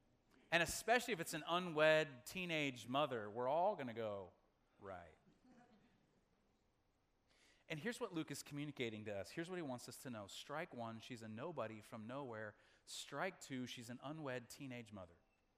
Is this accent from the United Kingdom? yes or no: no; Makwasa, Southern Region, Malawi; born there; my parents were missionaries in Africa, and I was born in Makwasa, Malawi, in southern Africa.